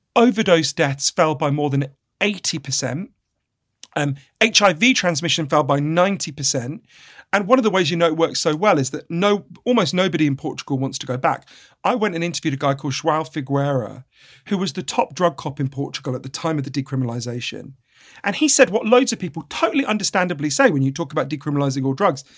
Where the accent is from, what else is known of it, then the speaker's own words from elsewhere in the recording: United Kingdom; I'm a British journalist